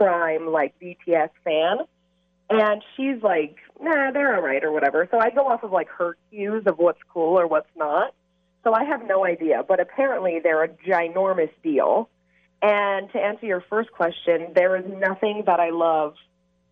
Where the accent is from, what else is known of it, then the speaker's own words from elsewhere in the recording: Central Coast, California, United States; also born or lived in Colorado; I'm from the Central Coast.